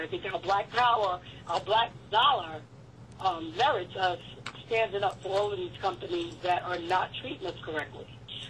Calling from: New Jersey, United States; I'm calling from New Jersey.

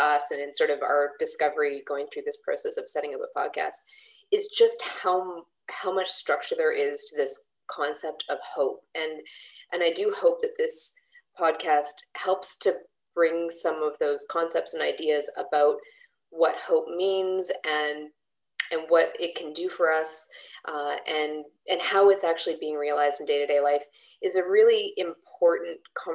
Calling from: Victoria, British Columbia, Canada; I'm also calling in or recording today from the traditional territories of the Lekwungen speaking peoples

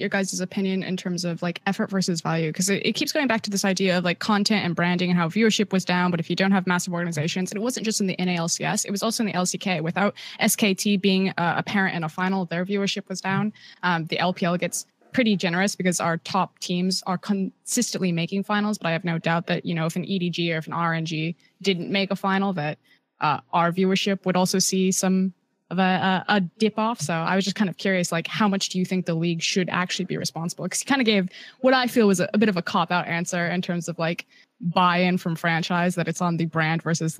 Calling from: Shanghai, China; I'm calling from deep Shanghai.

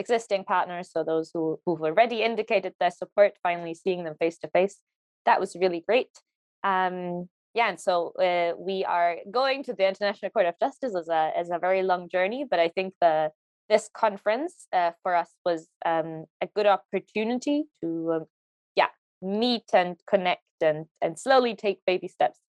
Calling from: Hamburg, Germany; I'm joining from Hamburg in Germany today

